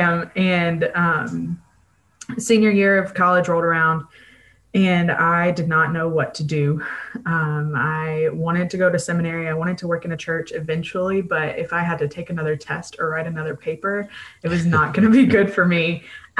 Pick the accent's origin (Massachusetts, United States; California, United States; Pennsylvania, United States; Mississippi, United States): Mississippi, United States; moved away as an adult; now in Kalamazoo, United States; I am from Mississippi and moved to Kalamazoo, Michigan